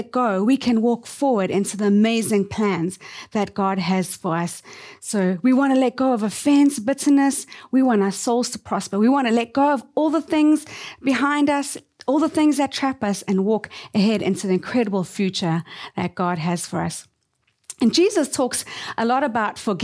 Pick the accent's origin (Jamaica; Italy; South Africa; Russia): South Africa; moved away as an adult; now in Tokyo, Japan; we were born and raised in South Africa.